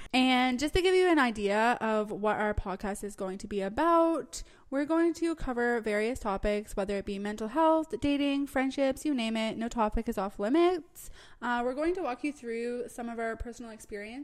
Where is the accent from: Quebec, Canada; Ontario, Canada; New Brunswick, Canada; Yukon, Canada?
New Brunswick, Canada; moved away as an adult; now in British Columbia, Canada; I'm originally from New Brunswick